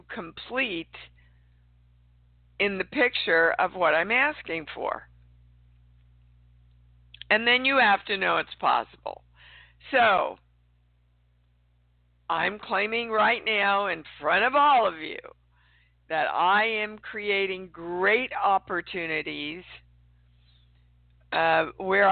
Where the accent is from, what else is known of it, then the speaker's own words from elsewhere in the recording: Kansas City, Kansas, United States; moved away; Kansas City, Kansas is my hometown